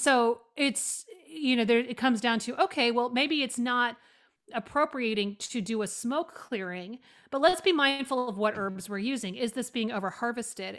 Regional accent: Oregon, United States; moved away as an adult; also born or lived in New York City; I grew up in Oregon, which is a very secular place, honestly

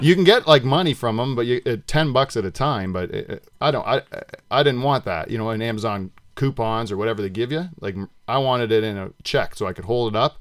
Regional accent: Delhi, Ontario, Canada; Norfolk County, Delhi.

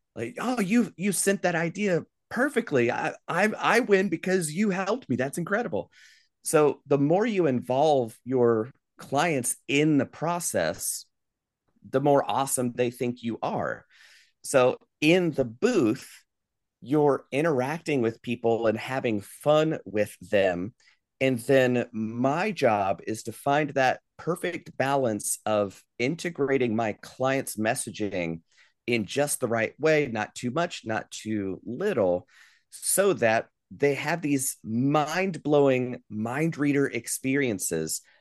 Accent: Asheville, North Carolina, United States; I grew up here in Asheville, North Carolina, before going off on the road for twenty years and moving back where I live now.

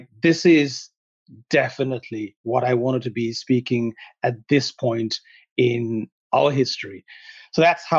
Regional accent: Sri Lanka; English is a second language; now in West; See, I come from Sri Lanka originally, and I was born during a civil war, and I witnessed what a real civil war is

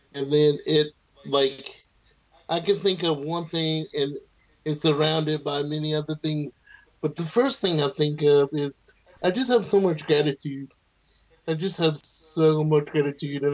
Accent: the South, United States; moved away; I was raised in the South, and my family's from the North

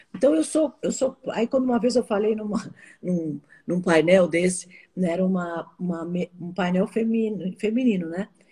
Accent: Brazil; eu sou brasileira

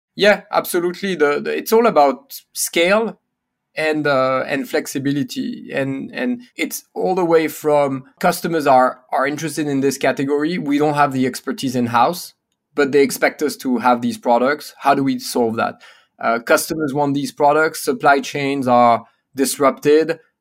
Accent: Paris, Île-de-France, France; born or raised there; English is a second language; moved away as an adult; also born or lived in United States

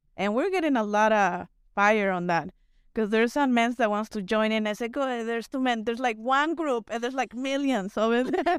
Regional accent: Mexico; English is a second language; now in United States; I was born and raised in the city

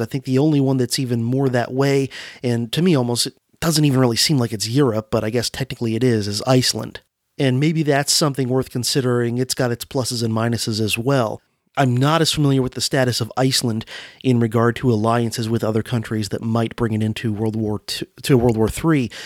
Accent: Florida, United States; born or raised there

